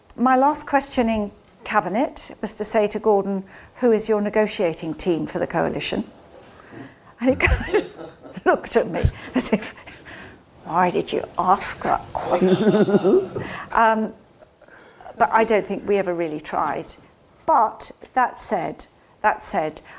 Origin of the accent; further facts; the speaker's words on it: Scotland, United Kingdom; moved away; I grew up in Scotland.